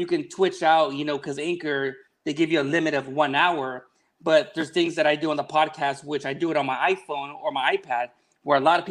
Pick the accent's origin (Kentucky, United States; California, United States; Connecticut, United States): California, United States; Long Beach; also born or lived in Wilmington, California / Carson, California / Modesto, California / Bay Area, California; I was born in Long Beach, here at Long Beach Memorial Hospital.